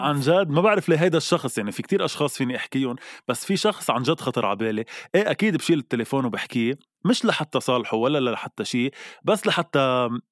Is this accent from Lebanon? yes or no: yes; Lebanon; نحن كلبنانيه